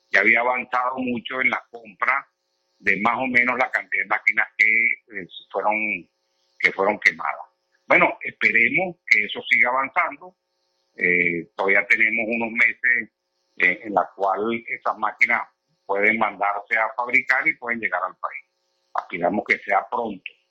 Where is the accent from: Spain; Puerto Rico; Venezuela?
Venezuela